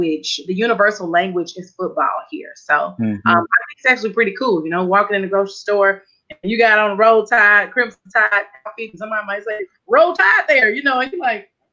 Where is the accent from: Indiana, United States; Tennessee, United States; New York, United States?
Tennessee, United States; Memphis; moved away as an adult; now in Tuscaloosa, United States; My hometown is Memphis, Tennessee. Down in the country is where I was born and raised, lived there for 32 years.